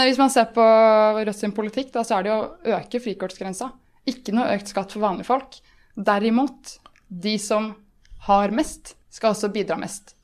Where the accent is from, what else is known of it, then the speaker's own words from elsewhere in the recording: Moss, Østfold, Norway; jeg kommer jo fra Moss